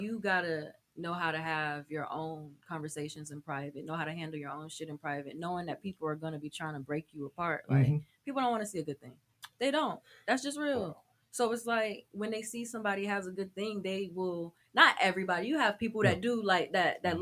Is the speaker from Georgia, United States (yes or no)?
yes; Atlanta, Georgia, United States; I'm from Atlanta, oh, Georgia